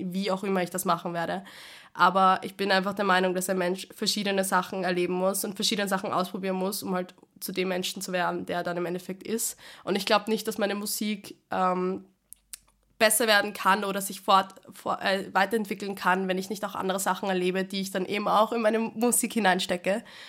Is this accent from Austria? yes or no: yes; Vienna, Austria; meine Heimatskirche im 16. bei uns in Wien, im 16. Bezirk. Und da habe ich als kleines Mädel immer gesungen